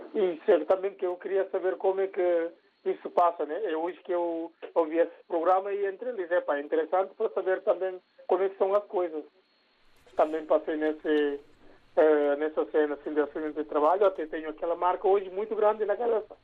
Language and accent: Portuguese; Guinea-Bissau; now in Portugal; nós todos somos da Guiné-Bissau